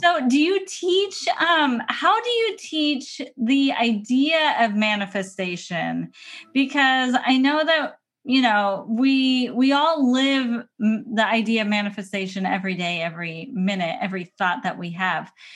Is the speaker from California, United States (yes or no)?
yes; San Diego, California, United States; moved away as an adult; now in Portland, United States; you live in a place where I grew up for probably thirty years